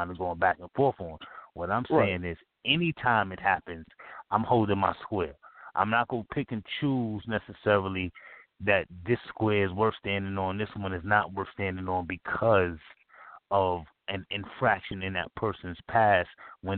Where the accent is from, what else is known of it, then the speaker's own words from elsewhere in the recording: New York City, New York, United States; I'm a New Yorker